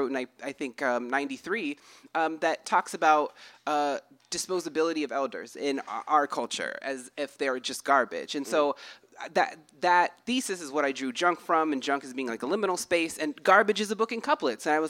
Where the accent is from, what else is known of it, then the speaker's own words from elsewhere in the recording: United States; I'm from an Indian reservation